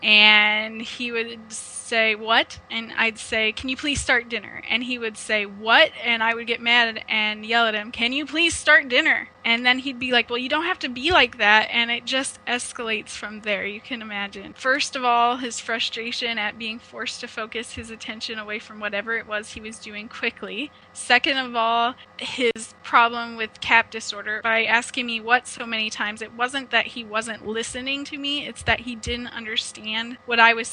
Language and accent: English; Omaha, Nebraska, United States; now in Ontario, Canada; I am originally from Omaha, Nebraska, but I've relocated to Ontario, Canada.